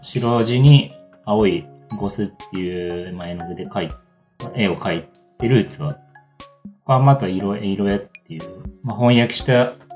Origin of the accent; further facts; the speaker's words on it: Tateyama, Chiba, Japan; moved away as an adult; also born or lived in Kyoto / Ishikawa / Mashiko; now in Minamiboso, Japan; 大体地元みたいな、まあ、立山市出身なんですけど